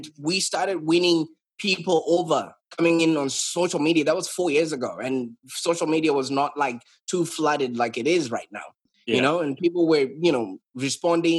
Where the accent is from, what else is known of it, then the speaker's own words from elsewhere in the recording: Zimbabwe; moved away as an adult; now in Australia; So I was brought up in Zimbabwe